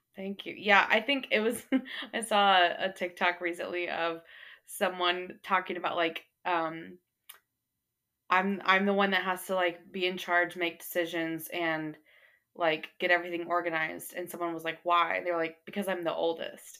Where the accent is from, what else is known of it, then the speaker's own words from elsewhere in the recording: North Texas, United States; also born or lived in Arkansas; I grew up here in North Texas